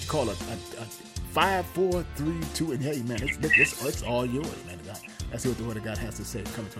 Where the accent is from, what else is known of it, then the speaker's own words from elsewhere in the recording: Saginaw, Michigan, United States; moved away; my hometown, Saginaw, Michigan.